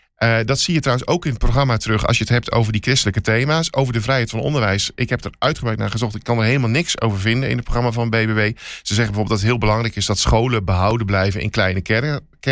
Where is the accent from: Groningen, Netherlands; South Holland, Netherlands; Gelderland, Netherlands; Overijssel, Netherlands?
Overijssel, Netherlands; Twente; ik kan het uitspreken als geboren Twentenaar